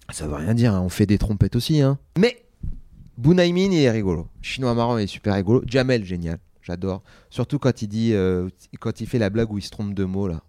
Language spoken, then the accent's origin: French; Seine-Saint-Denis, Île-de-France, France; Moi, j'ai grandi en Sa-, en Seine-Saint-Denis